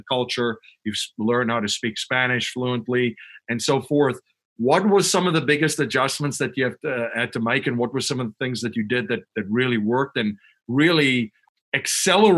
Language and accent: English; Western Cape, South Africa; moved away as an adult; also born or lived in Chicago, United States; now in near Philadelphia, United States; I grew up in South Africa and I've lived in the United States almost as long as I lived in South Africa.